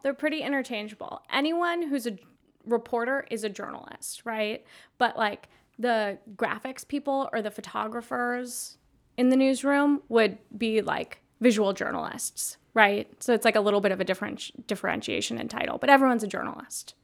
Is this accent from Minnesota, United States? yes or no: yes; just west of Minneapolis, Minnesota, United States; now in Milwaukee, United States; I grew up in Minnesota, just west of Minneapolis